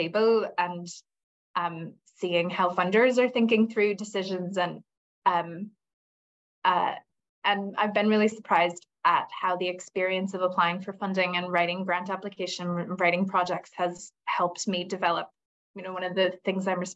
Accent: United States; moved away as an adult; now in Northern Ireland, United Kingdom; when I moved here, I'm American, and when I moved here 20 years ago

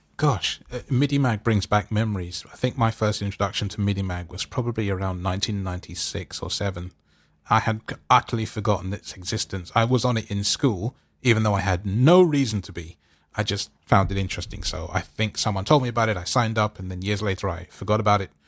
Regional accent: London, United Kingdom; I'm from London

